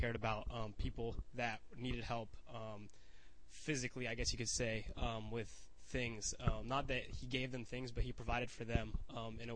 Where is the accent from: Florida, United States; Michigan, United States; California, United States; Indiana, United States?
Florida, United States; Satellite Beach; moved away as an adult; I'm coming from Satellite Beach, which is a super small beach town that I'm from back at home, like 2 hours away from here